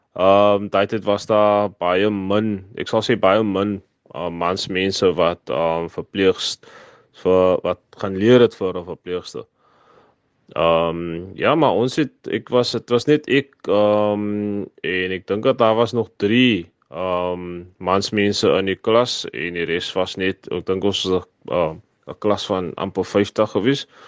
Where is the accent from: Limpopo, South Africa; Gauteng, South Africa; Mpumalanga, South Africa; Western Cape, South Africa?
Western Cape, South Africa; Kuils River; also born or lived in Ravensmead; Ek is van Ravensmead. Ek was hier gebore, maar ons het getrek Kilsrivier, Silversands toe. Waar ek daar opgegroei het, ek het skool gegaan